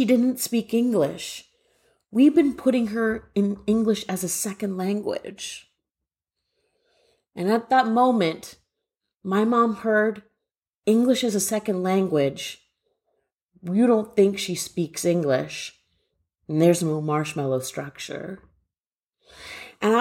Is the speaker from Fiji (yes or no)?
no; Guelph, Ontario, Canada; now in Waltham, United States; I grew up in Guelph, Ontario, Canada